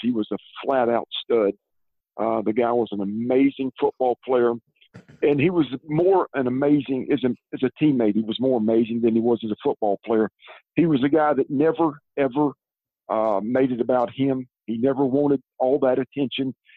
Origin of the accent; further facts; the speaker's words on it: Columbia, South Carolina, United States; also born or lived in Georgia / Irmo, South Carolina; I'm from Columbia, like you said, and we lived here until 1973. And in 73, my dad moved our family to Georgia